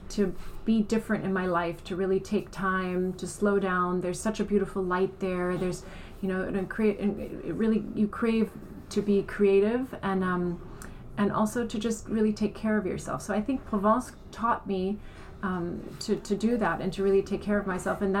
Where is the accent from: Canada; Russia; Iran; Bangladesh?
Iran; born there; also born or lived in Germany / United States / France / Italy; I was born in Iran. Um, I have German parents, so I spent a lot of time in Germany. Um, and, and in the US and then in France and in Italy.